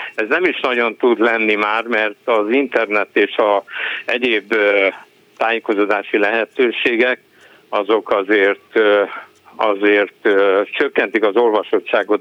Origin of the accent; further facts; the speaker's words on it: Hungary; first language Hungarian; én magyar vagyok, magyar anyaszült, magyar az anyanyelvem